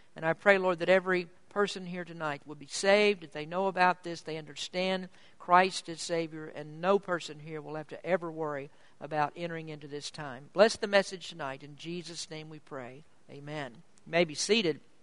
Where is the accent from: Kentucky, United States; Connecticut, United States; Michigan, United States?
Kentucky, United States; moved away as an adult; I'm from Kentucky, from the southeastern part of the country